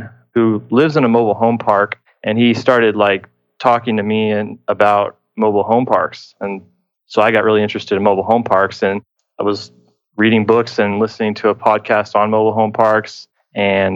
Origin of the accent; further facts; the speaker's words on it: Houston, Texas, United States; I am from Houston, Texas